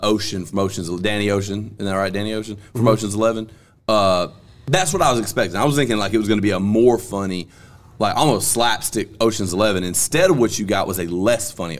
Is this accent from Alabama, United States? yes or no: yes; Alabama, United States; now in Columbus, Mississippi, United States; we're both from Alabama